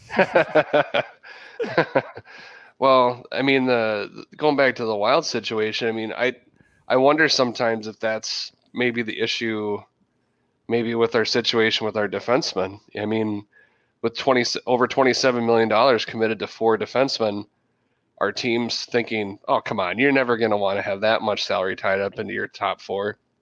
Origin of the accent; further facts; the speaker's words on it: Minnesota, United States; also born or lived in South Central Wisconsin; now in Wisconsin, United States; I was born and raised in Minnesota